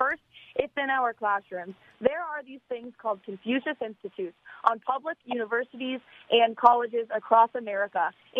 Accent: New Hampshire, United States; my home state of New Hampshire

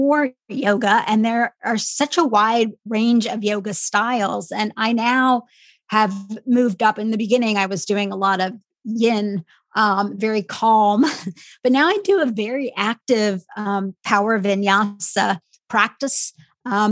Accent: a small Midwestern town, United States; I am of Indian heritage and I grew up in a really small Midwestern town

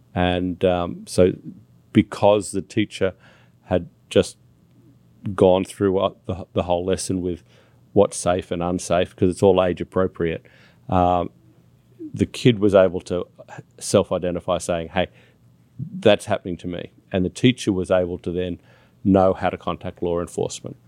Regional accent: Australia; now in United States; as an Australian

